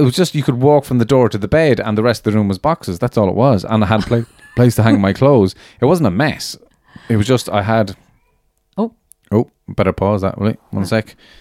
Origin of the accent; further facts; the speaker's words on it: Ireland; moved away as an adult; also born or lived in London; celebrating being Irish